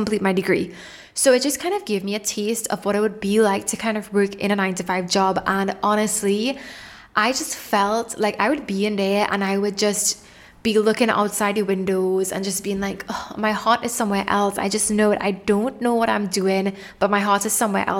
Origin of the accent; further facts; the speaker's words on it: Trinidad & Tobago; moved away as an adult; also born or lived in Toronto, Canada; I'm from the islands. I'm originally from Trinidad and Tobago